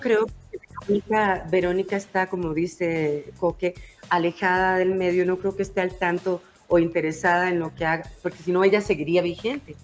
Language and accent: Spanish; Costa Rica; moved away as an adult; now in Mexico; me salí de Costa Rica a los 18 años. Claro. Y desde ahí vivo aquí, pero bueno, amo mi tierra y voy todos los años